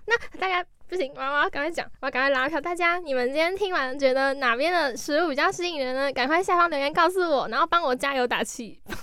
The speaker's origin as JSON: {"language": "Chinese", "region": "Keelung", "country": "Taiwan", "said": "因为我是基隆人嘛"}